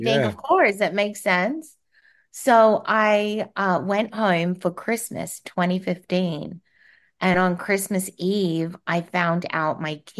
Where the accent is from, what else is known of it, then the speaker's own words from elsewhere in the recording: Australia; now in United States; Well, as you said, I am Australian, and I moved to the US in 2003. And I moved over because I wanted an adventure.